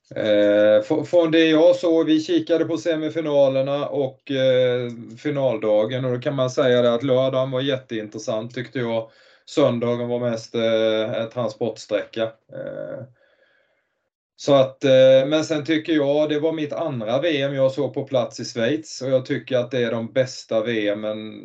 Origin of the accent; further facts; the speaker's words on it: Nybro, Kalmar County, Sweden; jag kommer från Nybro, en stad eh, tre mil utanför egentligen ett hockeynäste